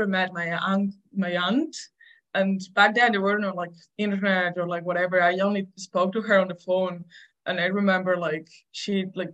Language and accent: English; Galicia, Spain; English is a second language; moved away as an adult; also born or lived in Germany; I come from Galicia and from a little town